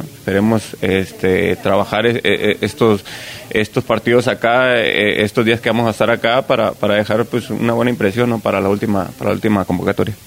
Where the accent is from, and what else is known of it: Mexico